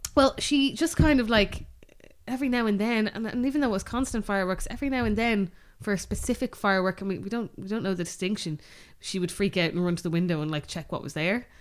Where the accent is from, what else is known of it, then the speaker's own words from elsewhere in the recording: Bray, Leinster, Ireland; we grew up in Bray.